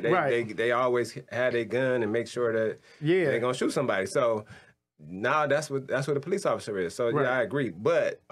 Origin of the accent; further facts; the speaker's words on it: Pontiac, Michigan, United States; I grew up in Pontiac